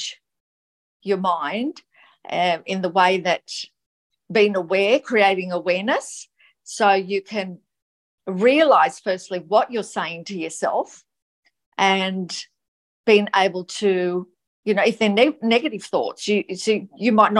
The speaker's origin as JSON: {"language": "English", "town": "Gold Coast", "region": "Queensland", "country": "Australia", "said": "I'm from the Gold Coast, Queensland, Australia"}